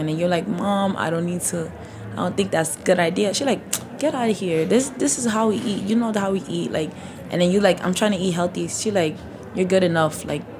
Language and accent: English; Senegal; also born or lived in Mauritania; So, like, I'm from Senegal and Mauritania. So, like, we mostly eat, like, Senegalese food.